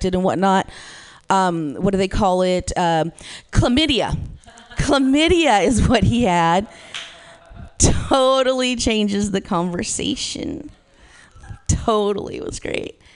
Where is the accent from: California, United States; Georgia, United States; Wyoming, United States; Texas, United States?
California, United States; Modesto; I'm from Modesto. I'm from 209 in the Central Valley here